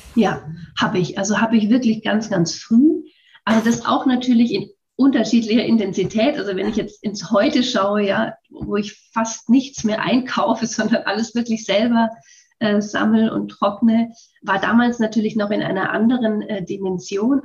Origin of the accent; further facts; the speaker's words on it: Würzburg, Bavaria, Germany; ich bin schon mal in Würzburg geboren